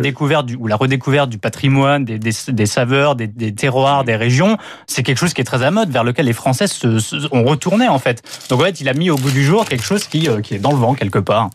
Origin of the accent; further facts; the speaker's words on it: France; en tant que Français